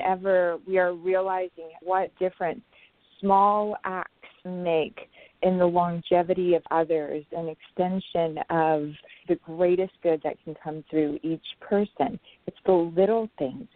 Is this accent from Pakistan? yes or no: yes; Pakistan; I was born in Pakistan to a very beautiful, educated grandmother and very young mother